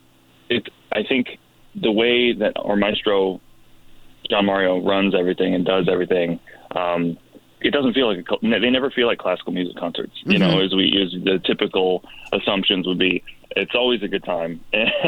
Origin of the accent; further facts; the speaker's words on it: Detroit, Michigan, United States; moved away as an adult; also born or lived in New York; now in Southern California, United States; I'm from Detroit, Michigan. Okay. I grew up there.